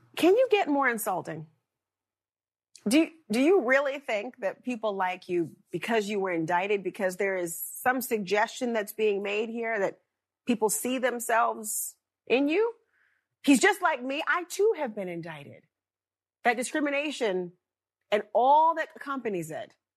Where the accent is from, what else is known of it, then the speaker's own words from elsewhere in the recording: South Carolina, United States; I am from South Carolina